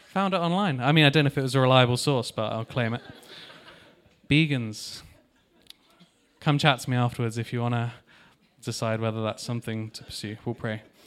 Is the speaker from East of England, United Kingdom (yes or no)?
no; Taunton, South West England, United Kingdom; moved away; I'm from Taunton in Somerset. That's where I came from